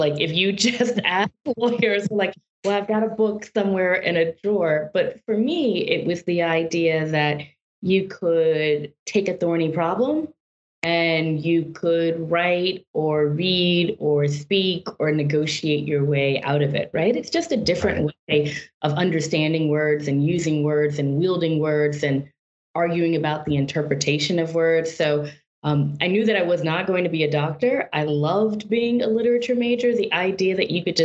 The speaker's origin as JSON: {"language": "English", "region": "Deep South", "country": "United States", "tie": "born or raised there", "said": "growing up in the Deep South"}